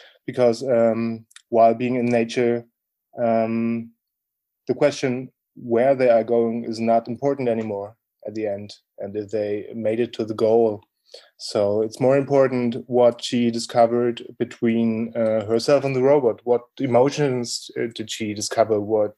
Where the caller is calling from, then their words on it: Berlin, Germany; I'm speaking from Germany, Berlin.